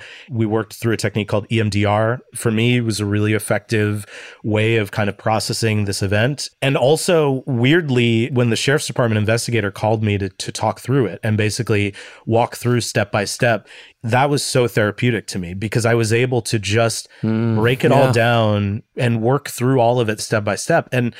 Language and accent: English; Midwest, United States; I'm from the Midwest. Like, you just kind of shove your problems down and smile and be nice to everybody.